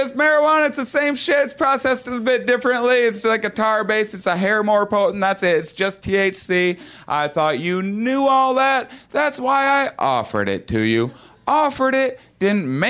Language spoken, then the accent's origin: English; La Crosse, Wisconsin, United States; moved away; It's La Crosse, Wisconsin. That's my hometown